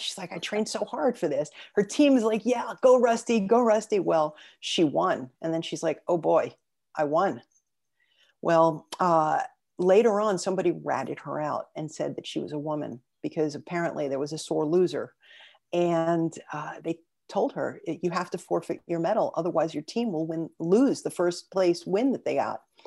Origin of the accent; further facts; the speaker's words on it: New York City, New York, United States; I was born and raised in Brooklyn